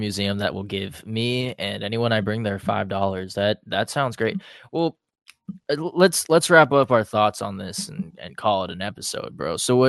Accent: Philippines; We're artists in the city too. We're Filipino.

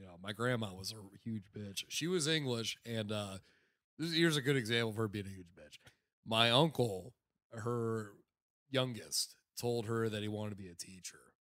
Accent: South Florida, United States; I grew up in South Florida

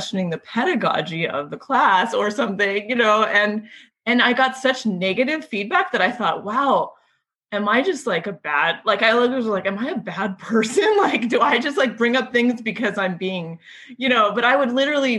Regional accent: California, United States; I grew up in California

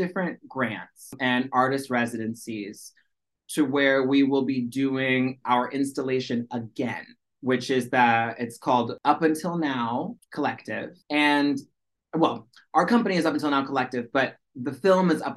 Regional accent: Washington, United States; first language American Sign Language; moved away as an adult; now in New York, United States; I grew up in Washington State, so like that's very far away from New York City.

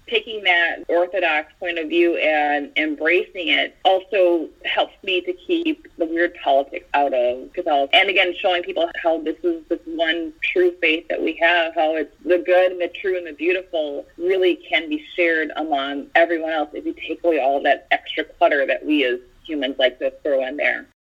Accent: Midwest, United States; I grew up in the Midwest

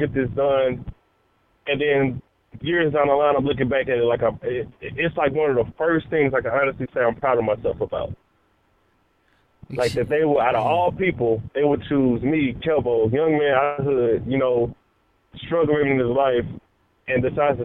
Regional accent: Houston, Texas, United States; I'm in Houston. I'm in Houston, Texas. I'm from Houston

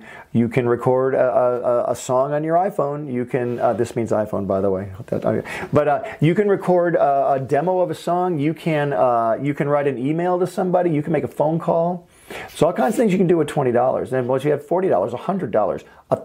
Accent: Michigan, United States; moved away as an adult; also born or lived in Valencia, California; now in California, United States; I'm from Michigan

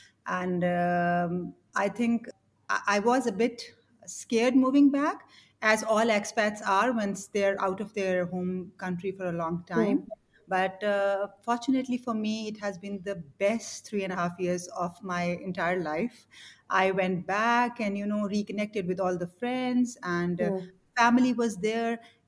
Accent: Pakistan; moved away as an adult; also born or lived in Kenya / Bangladesh / United Kingdom; now in Hong Kong; So I'm from Pakistan.

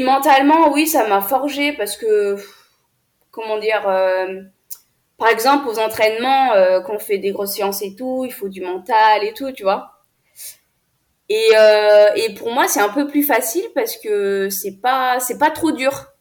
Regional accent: France; also born or lived in Ethiopia; je suis née en Éthiopie, dans un orphelinat, et j'ai été adoptée à l'âge de 5 ans et demi. Donc, mes parents sont venus me chercher en Éthiopie. Euh, je suis venue en France en 2010

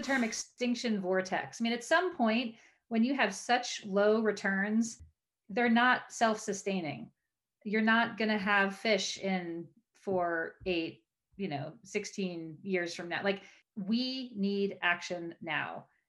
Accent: Maryland, United States; the creek behind my house growing up in Maryland

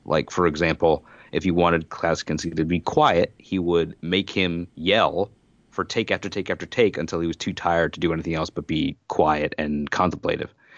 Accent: United States; as an American citizen who, by living here, uh, the Vietnam War is, you know, a part of my history

